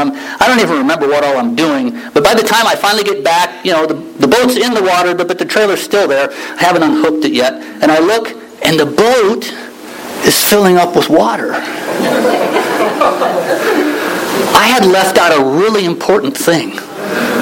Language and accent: English; Nebraska, United States; moved away; also born or lived in Juneau, Alaska; I grew up in Nebraska